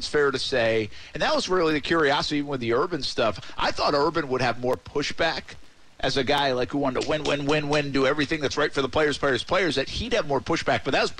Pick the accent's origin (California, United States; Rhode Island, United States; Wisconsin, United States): Rhode Island, United States; now in Florida, United States; As a public school guy growing up in Rhode Island